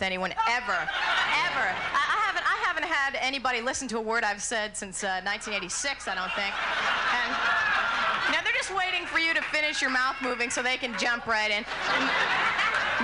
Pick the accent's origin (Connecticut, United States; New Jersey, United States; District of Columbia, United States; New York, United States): New Jersey, United States; I was born and raised in New Jersey.